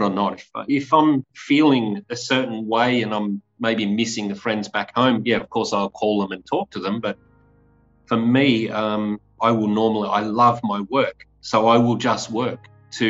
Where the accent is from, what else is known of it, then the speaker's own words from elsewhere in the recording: Australia; now in Slovakia; we used to play backyard cricket in Australia.